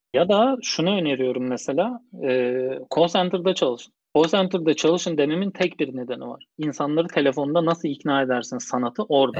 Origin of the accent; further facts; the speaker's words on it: Bursa, Turkey; moved away as an adult; also born or lived in Istanbul; Doğma büyüme Bursalıyım.